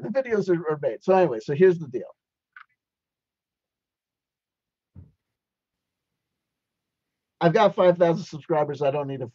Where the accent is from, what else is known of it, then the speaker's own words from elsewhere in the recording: East Coast, United States; accent: East Coast; my East Coast accent gets strong